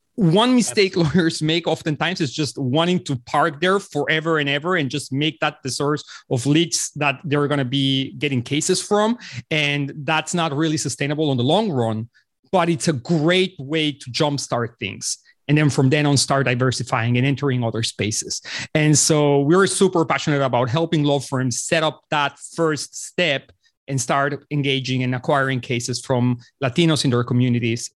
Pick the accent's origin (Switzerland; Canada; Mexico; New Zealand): Mexico; Mexico City; also born or lived in Los Angeles; I was born and raised in Mexico City.